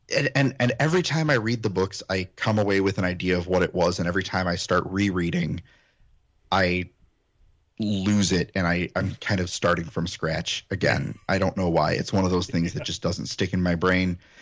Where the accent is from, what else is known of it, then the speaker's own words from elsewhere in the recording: Illinois, United States; also born or lived in Ohio; I'm first generation Illinoisan